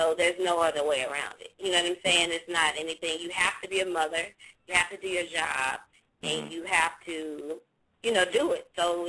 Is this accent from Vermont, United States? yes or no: no; Memphis, Tennessee, United States; accent: southern; I'm from Memphis.